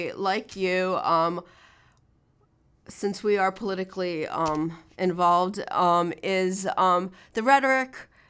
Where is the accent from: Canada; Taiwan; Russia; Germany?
Russia; now in Miami, United States; I'm Russian. I'm a woman. We came from Russia in the 1970s.